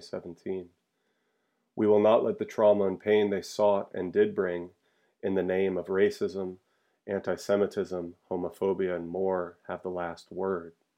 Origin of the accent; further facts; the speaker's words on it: Charlottesville, Virginia, United States; moved away; my hometown of Charlottesville, Virginia